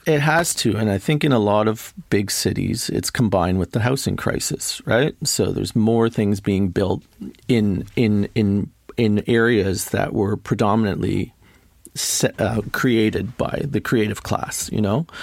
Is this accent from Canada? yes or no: yes; Toronto, Ontario, Canada; also born or lived in Montreal / Berlin; I'm from Toronto, basically. I grew up here